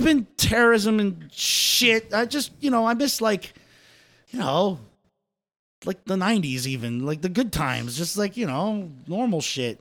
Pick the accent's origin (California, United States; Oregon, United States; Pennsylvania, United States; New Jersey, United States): New Jersey, United States; I was born in Jersey